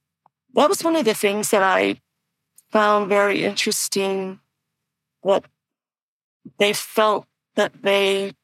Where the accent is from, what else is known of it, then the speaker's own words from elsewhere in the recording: United States; first language Navajo; English is a second language; Well, Navajo was my first language, and I also learned English at home because both of my parents spoke both languages fluently.